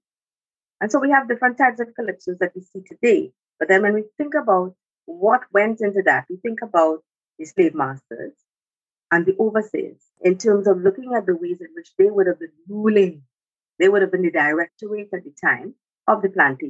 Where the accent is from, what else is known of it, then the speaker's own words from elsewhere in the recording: Trinidad & Tobago; I am from the Twin Island economy of Trinidad and Tobago